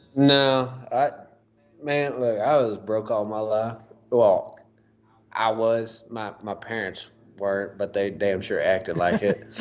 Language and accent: English; Huntsville, Texas, United States; my hometown, Huntsville, got the Trinity River over there.